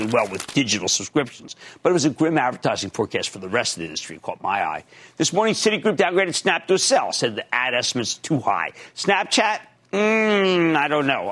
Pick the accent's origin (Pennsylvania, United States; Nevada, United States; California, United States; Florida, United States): Pennsylvania, United States; Philadelphia; growing up in Philadelphia